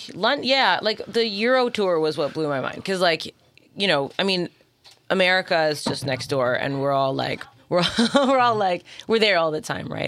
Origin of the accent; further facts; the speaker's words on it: Toronto, Ontario, Canada; I'm from Toronto.